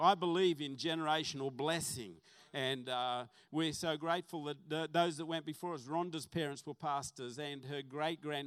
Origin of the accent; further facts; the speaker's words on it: Salamander Bay, New South Wales, Australia; also born or lived in Western Suburbs Hospital (Newcastle area) / Mayfield West; we moved to Port Stephens, and I grew up on a farm, Salamander Bay